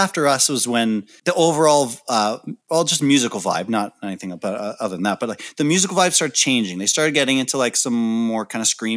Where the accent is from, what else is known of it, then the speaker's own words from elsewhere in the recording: Canada; being a Canadian band